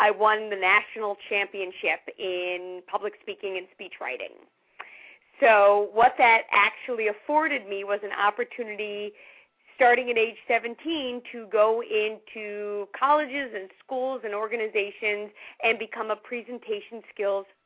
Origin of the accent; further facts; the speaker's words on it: New York City, New York, United States; When I was a teenager growing up in New York City